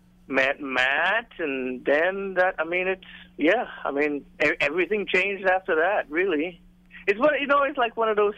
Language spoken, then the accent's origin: English; Tobago, Trinidad & Tobago; moved away as an adult; also born or lived in Tennessee